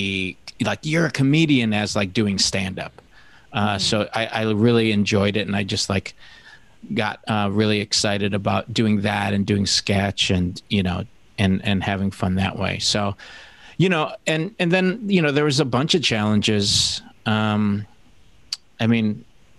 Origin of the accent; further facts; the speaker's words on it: Detroit, Michigan, United States; moved away; also born or lived in New York; I'm from Detroit